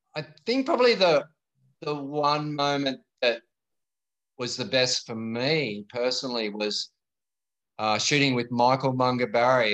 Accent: Sydney, New South Wales, Australia; I'm born and bred in Bondi Beach, uh, grew up right here and learned to surf down at North Bondi

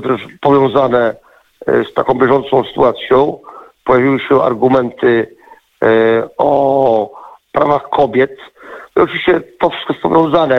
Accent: Poland; jako jedyny Polak

